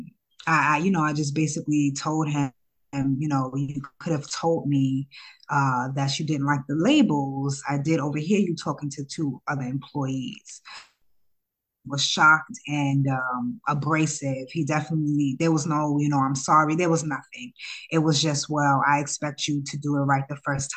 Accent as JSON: {"language": "English", "town": "New York City", "region": "New York", "country": "United States", "tie": "born or raised there", "also_born_or_lived": "Ghana", "said": "I'm from Harlem, grew up in Harlem"}